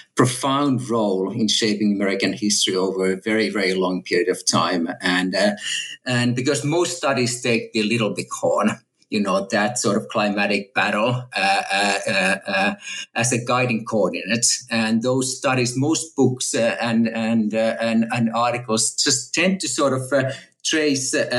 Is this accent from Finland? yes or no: yes; Finland; moved away as an adult; also born or lived in Texas, United States / California, United States; now in Oxford, United Kingdom; I'm a native Finn. And I grew up in Finland and went to school in Finland